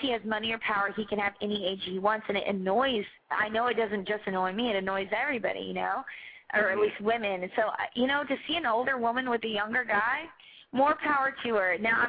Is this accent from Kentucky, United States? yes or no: yes; Kentucky, United States; I'm from Kentucky.